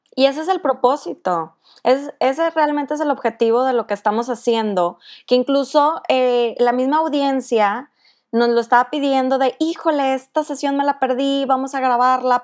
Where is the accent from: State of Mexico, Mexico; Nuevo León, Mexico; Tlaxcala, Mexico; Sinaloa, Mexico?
Nuevo León, Mexico; Monterrey; soy de Monterrey